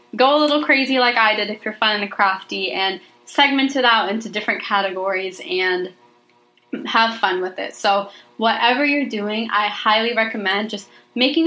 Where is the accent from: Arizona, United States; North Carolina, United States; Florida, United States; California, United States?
Arizona, United States; moved away as an adult; now in Washington, United States; I'm from Arizona, so we see mountains all the time